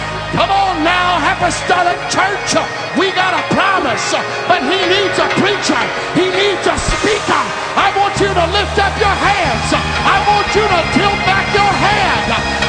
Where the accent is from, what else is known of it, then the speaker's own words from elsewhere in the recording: California, United States; I don't care where you're from. I'm from California. It doesn't matter.